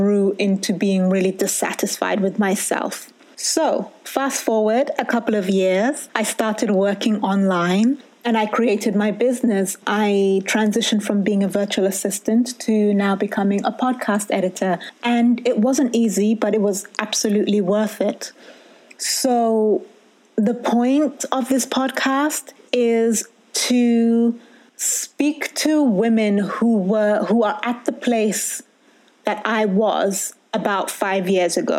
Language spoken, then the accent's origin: English; United Kingdom; moved away as an adult; I'm a Brit with Sotho DNA